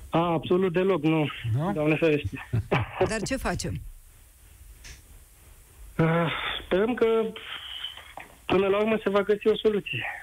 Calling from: Constanța, Constanța County, Romania; sunt din Constanța.

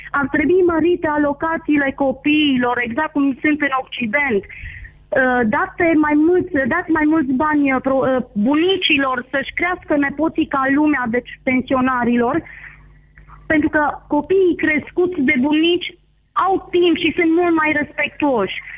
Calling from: Bistrița, Bistrița-Năsăud, Romania; de la Bistrița.

